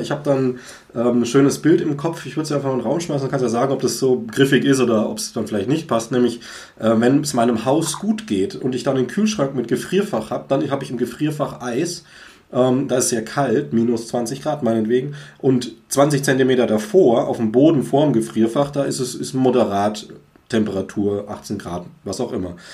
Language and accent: German; Swabia, Germany; bei uns ja. irgendwie in Schwaben